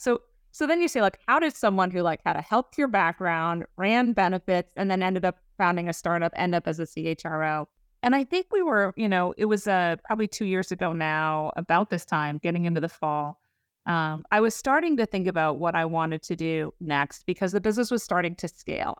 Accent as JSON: {"language": "English", "area": "Lake Winnipesaukee", "region": "New Hampshire", "country": "United States", "tie": "born or raised there", "also_born_or_lived": "Boston", "moved": "yes", "said": "I grew up in New Hampshire, up on, you know, Lake Onipasaki"}